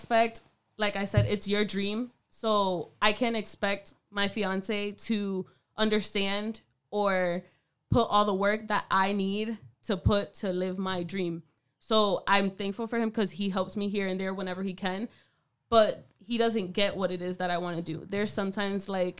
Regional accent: Worcester, Massachusetts, United States; I'm from Burncoat, so we had a fellow classmate

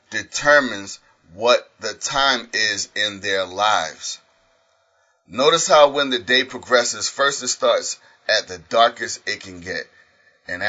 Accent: United States; As an American

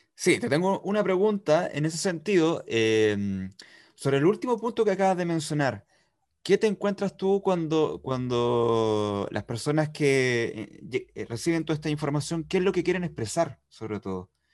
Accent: Santiago, Santiago Metropolitan Region, Chile; moved away as an adult; now in Valdivia, Chile; soy de Santiago, llegué hace poco

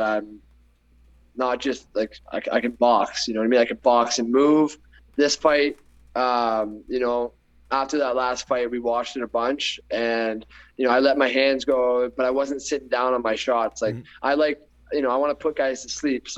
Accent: Canada; Canada and my hometown

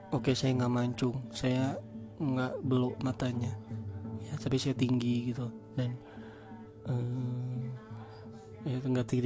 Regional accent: West Java, Indonesia; accent: Sundanese; oke aksen saya aksen saya Sunda tapi bahasa Sunda saya jelek

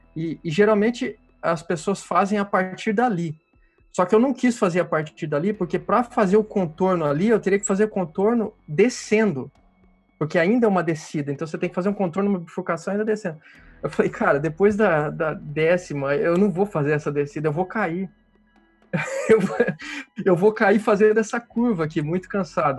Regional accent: interior of Paraná, Brazil; now in Rio de Janeiro, Brazil; eu sou do Paraná, do interior do Paraná, e mudei para o Rio

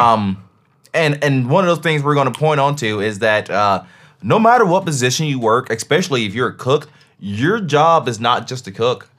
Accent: Tennessee, United States; I'm from Tennessee.

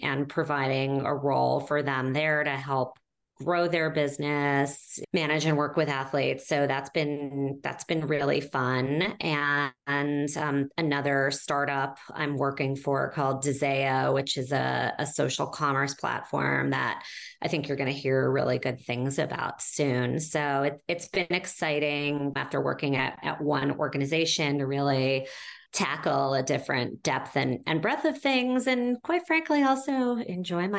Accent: New York City, New York, United States; I'm a New Yorker through and through

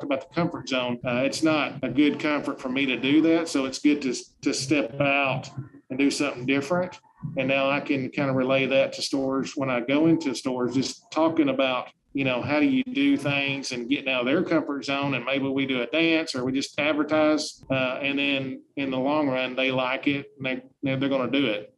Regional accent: Truman, Arkansas, United States; moved away; I'm from Truman, Arkansas, and I'm very proud

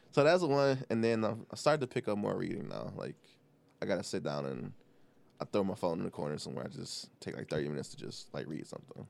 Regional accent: Detroit, Michigan, United States; I am born and raised on the East Side. I don't live there anymore

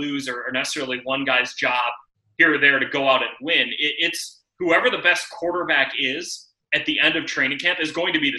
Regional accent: Chicago, Illinois, United States; I grew up here

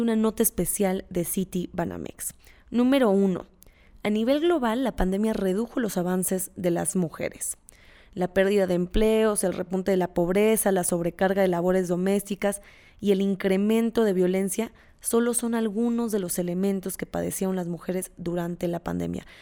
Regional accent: Mexico

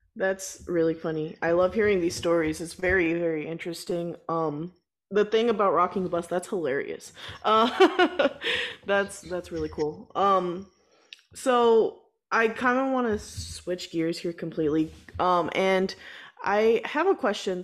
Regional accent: Texas, United States; moved away; I'm originally from Texas, uh, and so you know down there marching band is like huge

